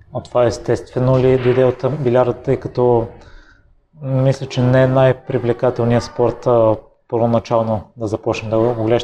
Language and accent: Bulgarian; Bulgaria; moved away; аз съм от Козодой, който е още по-малък град и в периода, в който живеех там